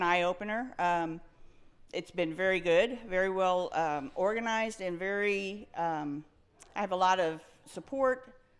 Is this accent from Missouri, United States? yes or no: no; Kerr County, Texas, United States; also born or lived in San Antonio, Texas; I'm from Kerr County.